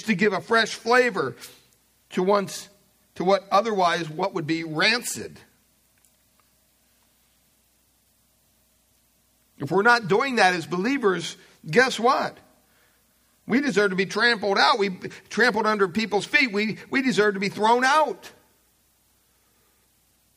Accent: Pennsylvania, United States; I remember growing up in Pennsylvania, we had several acres of property

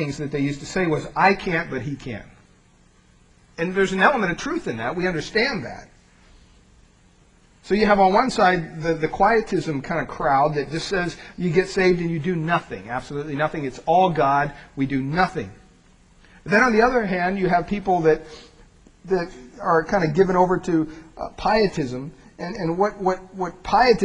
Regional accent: Pennsylvania, United States; I grew up in Pennsylvania.

